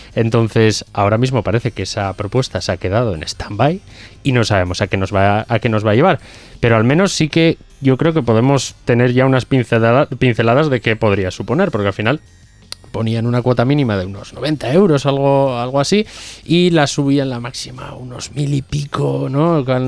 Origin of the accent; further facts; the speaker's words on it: Hermo, Basque Country, Spain; en Bilbao, eh, en Hermo, que por ejemplo es de donde soy yo